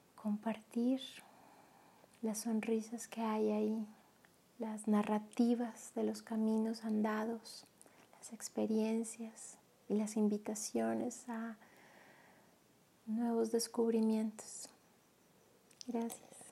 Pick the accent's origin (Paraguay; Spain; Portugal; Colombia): Colombia; moved away as an adult; now in Mexico; Soy colombiana. Desde el 2013 vivo en México.